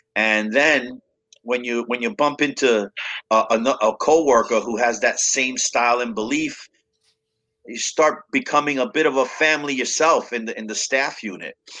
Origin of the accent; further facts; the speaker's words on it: New York City, New York, United States; I was growing up in Brooklyn and the Bronx, back and forth with my parents